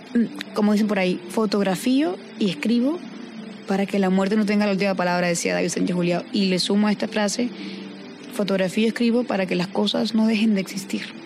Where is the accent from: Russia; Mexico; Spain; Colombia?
Colombia; Caribbean Region; haber nacido y crecido en el Caribe